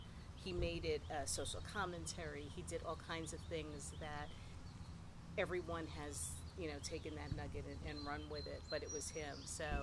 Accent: New York City, New York, United States; moved away as an adult; also born or lived in Pittsburgh; now in New York, United States; I'm from New York. I'm from Brooklyn originally.

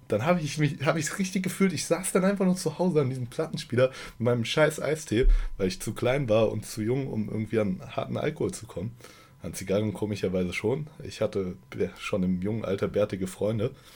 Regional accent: Germany; Ich als Deutscher

